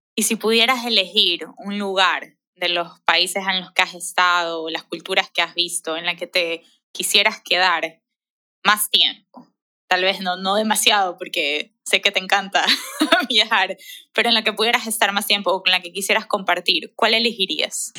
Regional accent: Ecuador; como ecuatorianos

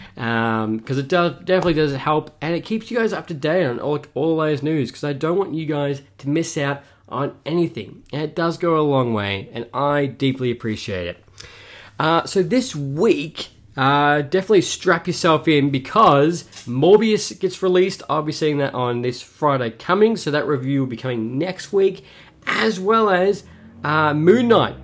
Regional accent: Melbourne, Victoria, Australia; my hometown, Australia, Melbourne

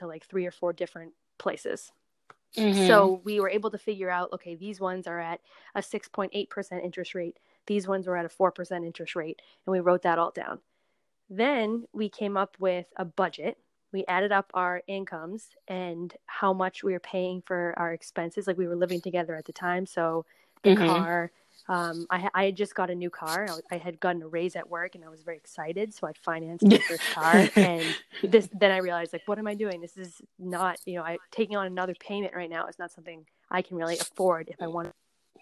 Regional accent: Massachusetts, United States; also born or lived in Colorado; now in California, United States; I'm from Massachusetts.

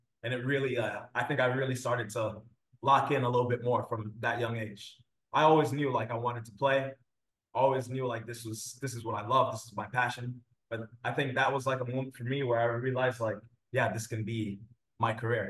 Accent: Queens, New York, United States; So I was born and raised in Queens, New York. So I'm a New Yorker, even though you might not hear the New York accent anymore, but we'll get into that.

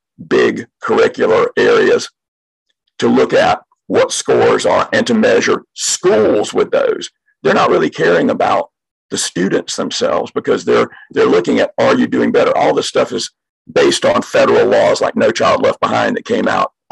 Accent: outside of Savannah, Georgia, United States; moved away as an adult; now in Gwinnett County, Georgia, United States; In my hometown, outside of Savannah

